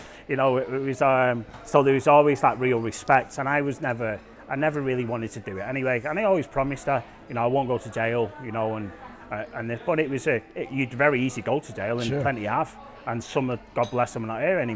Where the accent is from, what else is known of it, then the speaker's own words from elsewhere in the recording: Manchester, North West England, United Kingdom; moved away as an adult; also born or lived in Hulme, Manchester; now in Phuket, Thailand; It's tough growing up in Manchester.